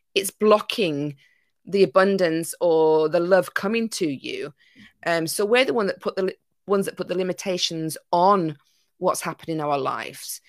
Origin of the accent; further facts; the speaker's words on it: Yorkshire and the Humber, United Kingdom; also born or lived in Greece; now in Isle of Wight, United Kingdom; I'm originally from Yorkshire